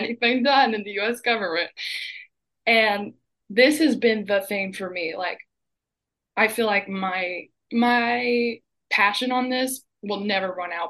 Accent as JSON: {"language": "English", "area": "hometown near Leitchfield and Owensboro", "region": "Kentucky", "country": "United States", "tie": "born or raised there", "said": "the next nearest hospital in my hometown is probably 45 minutes to Litchfield. If you live on the west end of the county like I do, you could drive to Owensboro"}